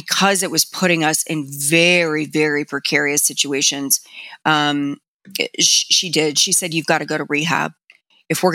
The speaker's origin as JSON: {"language": "English", "town": "Miami", "region": "Florida", "country": "United States", "tie": "born or raised there", "said": "I grew up in Miami"}